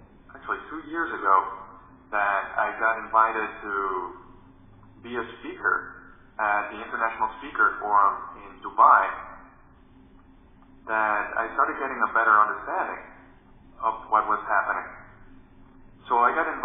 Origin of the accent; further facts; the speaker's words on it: Dominican Republic; I grew up in the Dominican Republic, where I was a kid with a huge imagination